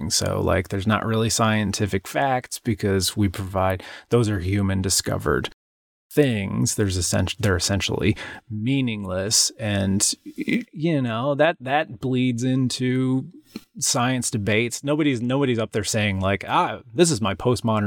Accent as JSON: {"language": "English", "country": "United States"}